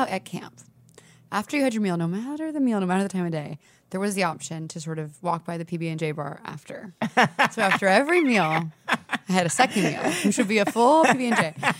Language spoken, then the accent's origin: English; the South, United States; So I'm not from the Northeast. I'm a Southern Belle.